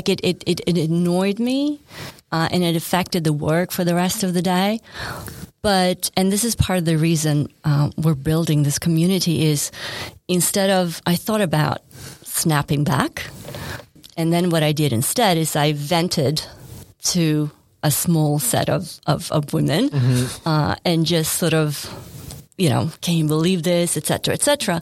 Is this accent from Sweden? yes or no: yes; Sweden; moved away as an adult; also born or lived in New York City; now in Australia; I grew up in Sweden.